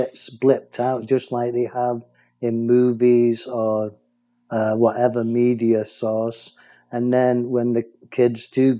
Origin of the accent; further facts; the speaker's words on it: Manchester, North West England, United Kingdom; accent: English; moved away; being a Mancunian